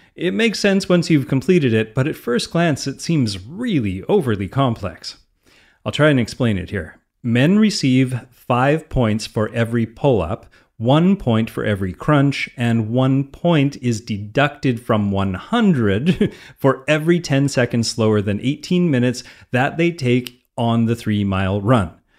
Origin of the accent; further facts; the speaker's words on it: Canada; I'm a Canadian